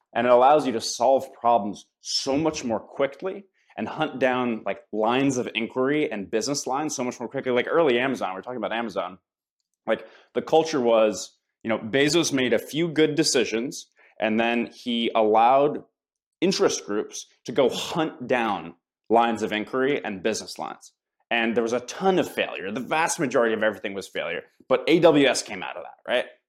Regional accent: United States; as an American

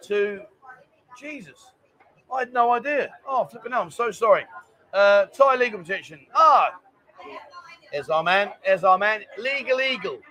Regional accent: London, United Kingdom; now in Pattaya, Thailand; I'm from London. I'm not from up north

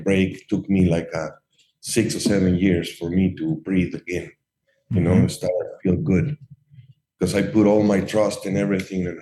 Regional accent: Mexico; moved away as an adult; also born or lived in Ohio; now in Chicago, United States; I'm American and Mexican citizens.

